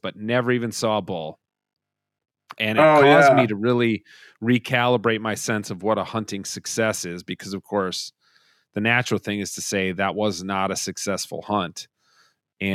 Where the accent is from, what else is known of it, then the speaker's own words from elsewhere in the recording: Minnesota, United States; as a Minnesotan